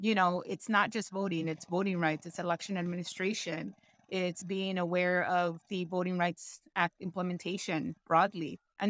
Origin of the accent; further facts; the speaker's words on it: Buck Gardens, California, United States; I was born and raised in Southeast LA, a little city called Buck Gardens.